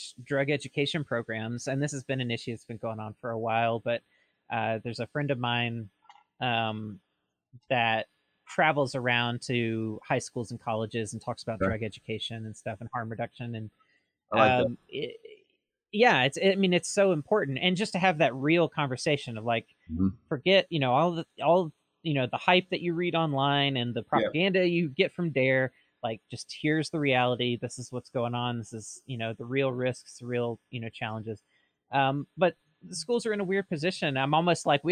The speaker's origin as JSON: {"language": "English", "region": "Mississippi", "country": "United States", "moved": "yes", "lives_now": "Oregon, United States", "said": "I'm originally from Mississippi"}